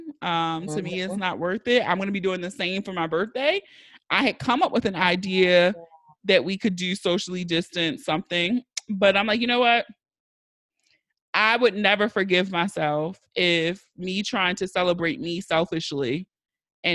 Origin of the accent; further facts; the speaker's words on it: Baltimore, Maryland, United States; accent: Philly/Baltimore; I'm from Baltimore.